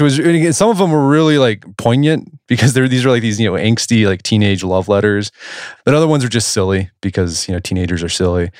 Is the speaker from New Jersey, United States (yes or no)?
no; Oklahoma City, Oklahoma, United States; I grew up in Oklahoma City